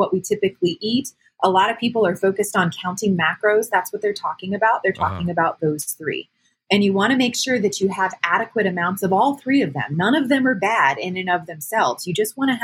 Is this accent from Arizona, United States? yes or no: yes; Arizona, United States; also born or lived in Louisiana; I've been here most of my life